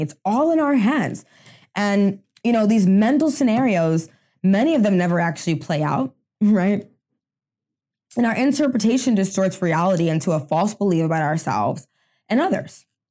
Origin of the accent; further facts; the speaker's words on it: United States; I'm first generation American, um, in my family. Both my parents are from Haiti.